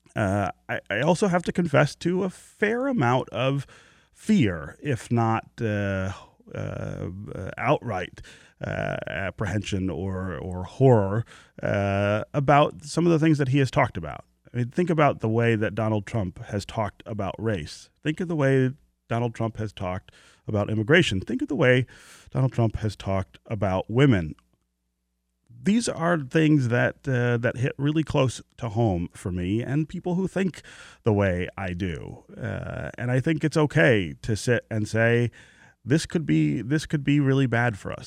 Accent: United States; being an American

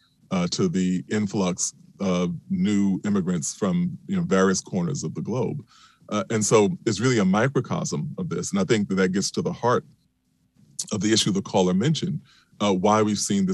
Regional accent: New York City, New York, United States; I'm from Queens, New York

